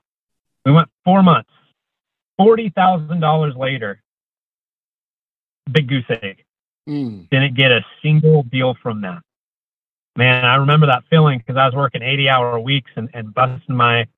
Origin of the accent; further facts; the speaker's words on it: Coeur d'Alene, Idaho, United States; moved away; also born or lived in Portland, Oregon; I grew up in Coeur d'Alene, Idaho, but I moved over to Portland, Oregon